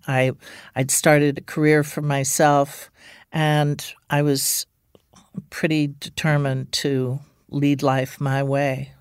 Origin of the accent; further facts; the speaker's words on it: Ireland; moved away; also born or lived in England; I grew up in Ireland